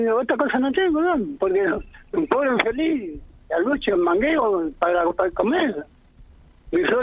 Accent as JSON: {"language": "Spanish", "town": "Reconquista", "region": "Santa Fe", "country": "Argentina", "tie": "born or raised there", "said": "criado en Reconquista."}